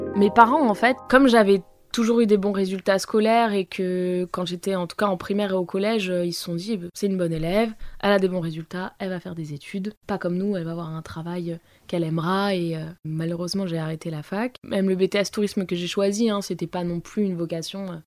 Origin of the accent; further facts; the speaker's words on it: Val-d'Oise, Île-de-France, France; now in Paris, France; j'ai grandi dans le Val d'Oise, dans une petite ville qui s'appelle Pierrelet, à côté de Cergy-Pontoise